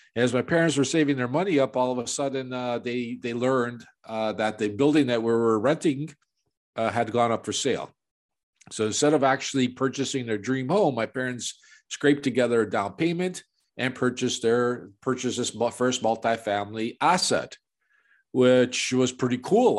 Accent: Chicago, Illinois, United States; now in Toronto, Canada; I was born and raised in Chicago

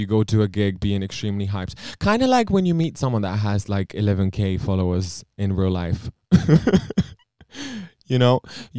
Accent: Romania; English is a second language; now in United Kingdom; I'm from Romania.

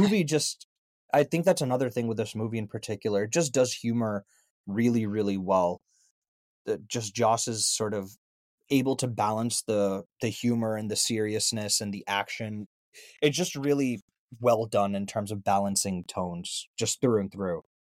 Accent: India; as an Indian

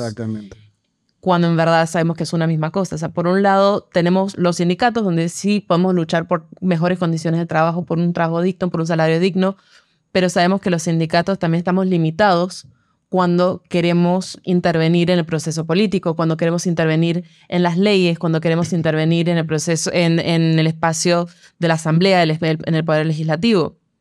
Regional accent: Panama; como panameños y panameñas

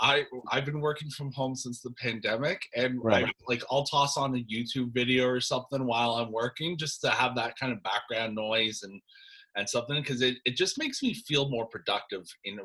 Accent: Durham, Ontario, Canada; also born or lived in Toronto; being a Canadian myself, like I was born in Toronto, I grew up in Durham.

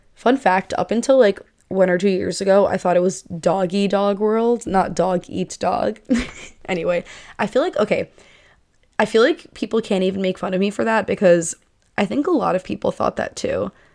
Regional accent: Northeast, United States; I'm moving from the Northeast to the Southwest.

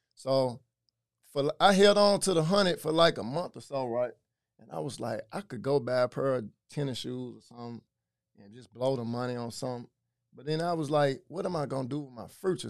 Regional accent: Memphis, Tennessee, United States; also born or lived in Frayser, Memphis; so I'm from White Haven

